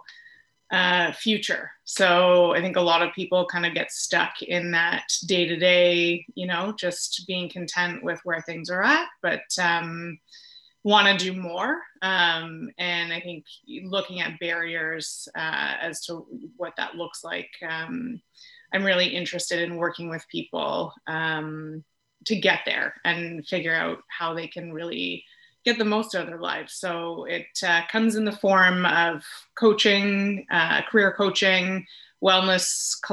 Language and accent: English; Peterborough, Ontario, Canada; moved away as an adult; also born or lived in Quebec / Toronto; I grew up in Peterborough, so was primarily there and then went to Quebec for 4 years for school. And then I was in Toronto for 10 years